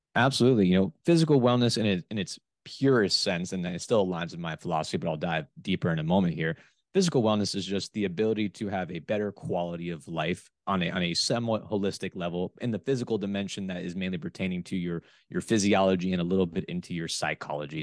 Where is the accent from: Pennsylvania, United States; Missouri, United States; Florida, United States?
Florida, United States; South; moved away as an adult; also born or lived in West Lafayette, Indiana; I am originally from the South Florida area